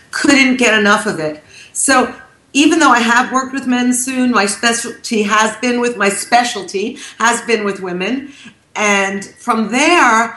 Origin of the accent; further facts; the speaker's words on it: New York, United States; I'm from New York